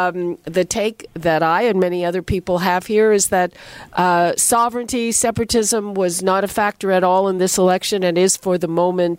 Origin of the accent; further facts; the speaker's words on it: Montreal, Quebec, Canada; now in Toronto, Canada; I remember it well, like many people who now live in Toronto. I grew up in Montreal and moved here because I figured there wasn't much of a future for me there.